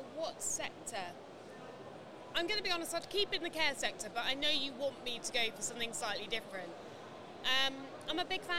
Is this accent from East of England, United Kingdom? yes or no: yes; Norfolk, East of England, United Kingdom; I'm from Norfolk